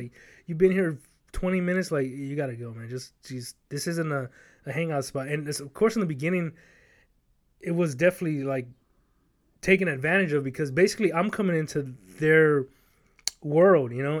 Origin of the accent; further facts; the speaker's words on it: Los Angeles, California, United States; moved away; I was born and raised in South Central L